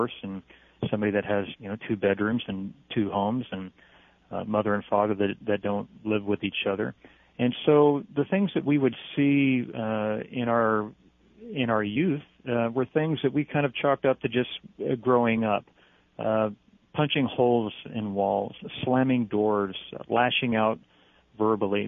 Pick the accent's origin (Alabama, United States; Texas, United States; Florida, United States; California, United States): California, United States; Long Beach; It's my hometown